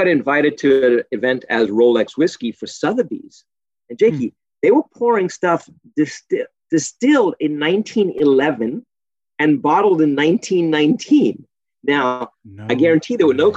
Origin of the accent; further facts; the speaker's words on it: South Africa; moved away; I'm from South Africa